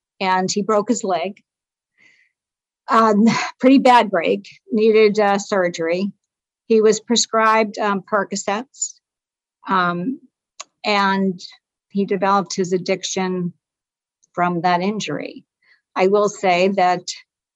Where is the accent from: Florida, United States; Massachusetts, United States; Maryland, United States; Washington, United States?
Massachusetts, United States; Lowell; I'm from Lowell, Mass. It's a rugged town, rugged city